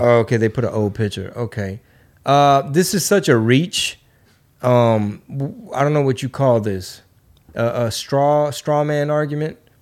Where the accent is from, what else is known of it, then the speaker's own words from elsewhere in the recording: Houston, Texas, United States; my hometown, Houston